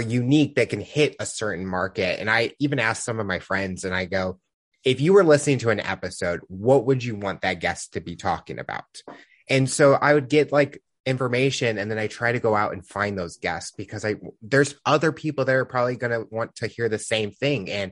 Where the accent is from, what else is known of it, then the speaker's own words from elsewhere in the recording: Midwest, United States; I'm from the Midwest